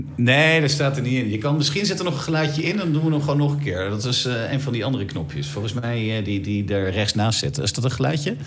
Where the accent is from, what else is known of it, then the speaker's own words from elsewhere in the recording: Netherlands; als Nederlanders